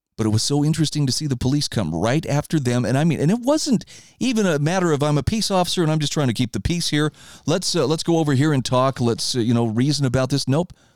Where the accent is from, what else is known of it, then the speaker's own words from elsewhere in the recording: Idaho, United States; my home state of Idaho